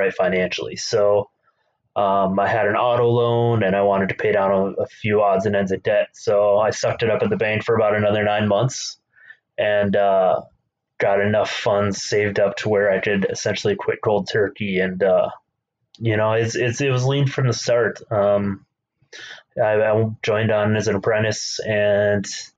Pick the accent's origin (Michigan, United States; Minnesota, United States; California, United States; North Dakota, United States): Minnesota, United States; So I grew up in Minnesota. I grew up on a hobby farm